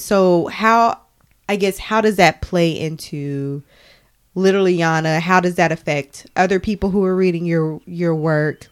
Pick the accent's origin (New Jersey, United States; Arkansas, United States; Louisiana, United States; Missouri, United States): Arkansas, United States; we are from Arkansas